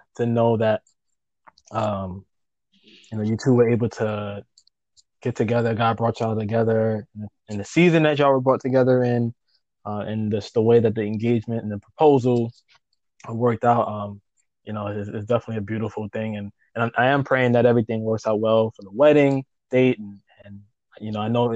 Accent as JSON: {"language": "English", "town": "New York City", "region": "New York", "country": "United States", "tie": "born or raised there", "also_born_or_lived": "Queens", "said": "I was born in Brooklyn, but I'm actually in Queens."}